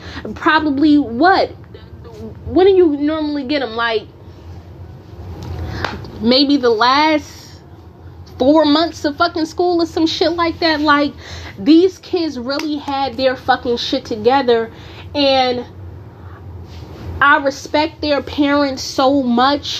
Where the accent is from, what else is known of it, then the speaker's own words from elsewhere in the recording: Newark, New Jersey, United States; moved away; also born or lived in North Carolina; growing up in Newark, I didn't hear people mentioning a lot about college